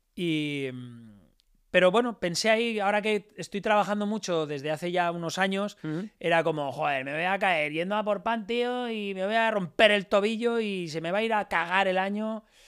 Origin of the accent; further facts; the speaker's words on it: Alicante, Valencian Community, Spain; yo soy de Alicante y, como buen alicantino